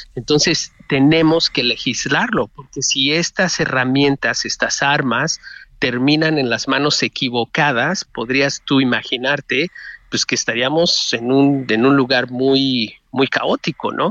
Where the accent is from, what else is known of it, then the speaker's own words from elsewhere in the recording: Mexico; moved away; sí me preocupa México como mexicano en el exterior